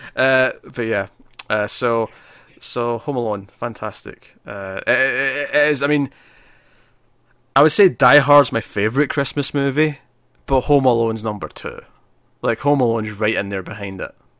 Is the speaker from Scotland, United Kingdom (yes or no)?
yes; Scotland, United Kingdom; I'm Scottish